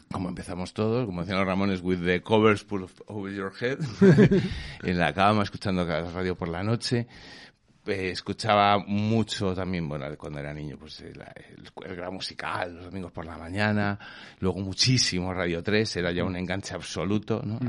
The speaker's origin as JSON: {"language": "Spanish", "town": "Vigo", "region": "Galicia", "country": "Spain", "moved": "yes", "said": "somos de Vigo"}